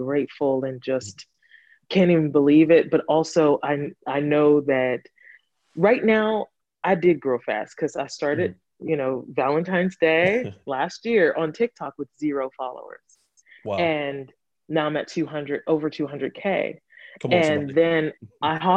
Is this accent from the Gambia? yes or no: yes; Gambia; moved away; also born or lived in Atlanta, Georgia, United States; I grew up in Gambia and as well as Atlanta, Georgia.